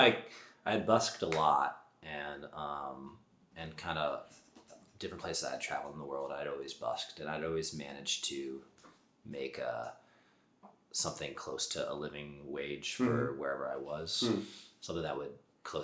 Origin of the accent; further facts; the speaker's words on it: Germantown, Maryland, United States; moved away as an adult; also born or lived in Washington, D.C.; now in Baltimore, United States; I'm from Germantown, Maryland